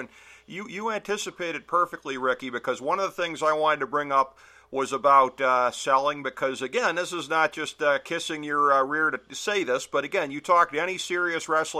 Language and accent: English; Cleveland, Ohio, United States; my hometown of Cleveland